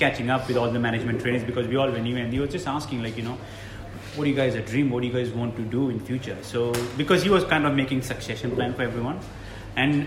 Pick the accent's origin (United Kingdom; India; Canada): India; Mumbai, Maharashtra; moved away as an adult; now in Australia; I'm originally from Mumbai.